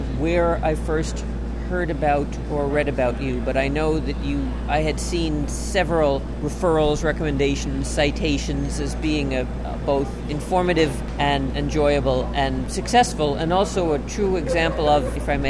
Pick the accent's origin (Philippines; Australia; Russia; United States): United States; Brooklyn, New York; born there; also born or lived in Chicago; Well, I was born in Brooklyn, so this is what I really sound like.